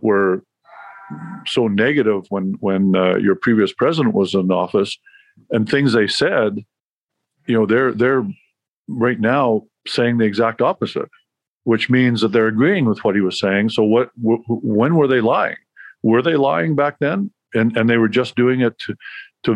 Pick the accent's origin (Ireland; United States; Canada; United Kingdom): Canada; I'm Canadian